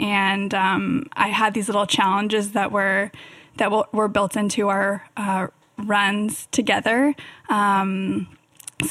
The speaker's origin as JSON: {"language": "English", "town": "Davis", "region": "California", "country": "United States", "tie": "born or raised there", "said": "I grew up in Davis, which is actually Bike City, USA"}